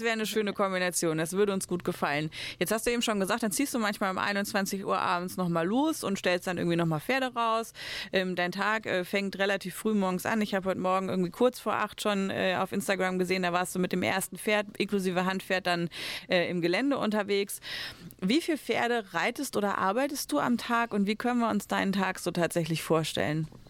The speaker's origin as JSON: {"language": "German", "country": "Germany", "said": "bei uns in Deutschland"}